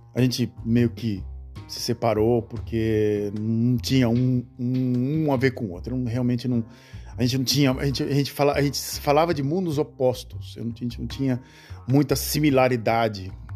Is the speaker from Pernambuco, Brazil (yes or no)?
no; Santos, São Paulo, Brazil; moved away; às vezes de Santos, da cidade onde eu nasci